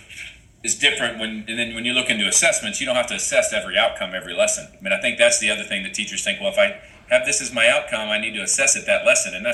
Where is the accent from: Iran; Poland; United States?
United States; Ohio; moved away; I was born and raised in Ohio